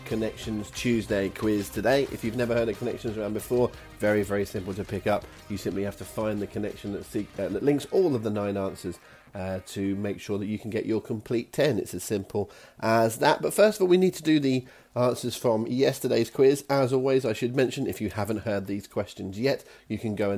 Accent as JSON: {"language": "English", "country": "United Kingdom", "said": "we are British"}